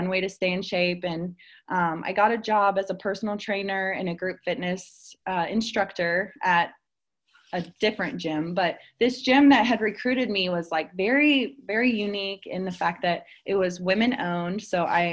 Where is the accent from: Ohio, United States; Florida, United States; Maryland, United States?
Ohio, United States; Cincinnati; also born or lived in Dayton, Ohio; I'm originally from Cincinnati, Ohio.